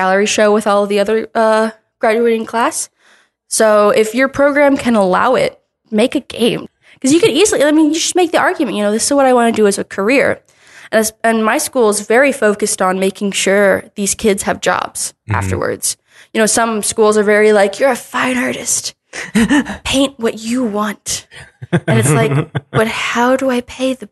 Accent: New Jersey, United States; moved away as an adult; I was only looking at schools in my home state, New Jersey

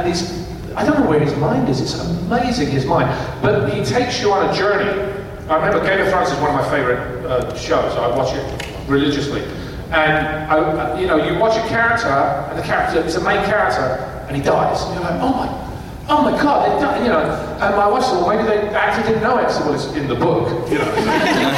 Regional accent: England, United Kingdom; When I was a kid, you know, in England

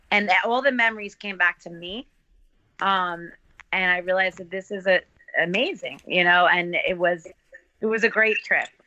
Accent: New Jersey, United States; We're from New Jersey. We have great beaches here.

